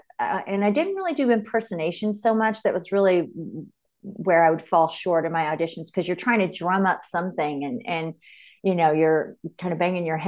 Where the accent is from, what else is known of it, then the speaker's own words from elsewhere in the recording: Odessa, Texas, United States; I was born and raised in Odessa, Texas, which is West Texas, kind of the little armpit there. It's where Friday Night Lights took place. That's where the book was written, and the series was based on my hometown there. Big football, oil culture